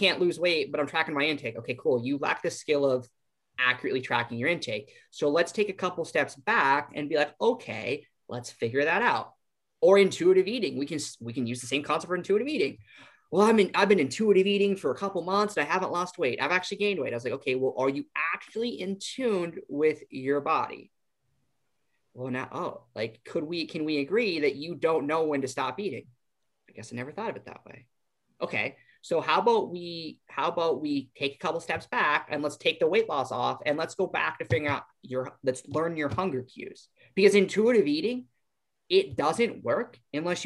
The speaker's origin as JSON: {"language": "English", "region": "Iowa", "country": "United States", "said": "We're from Iowa"}